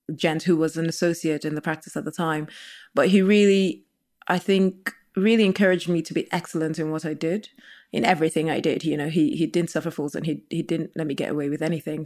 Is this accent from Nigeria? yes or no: yes; Nigeria; now in United Kingdom; growing up in Nigeria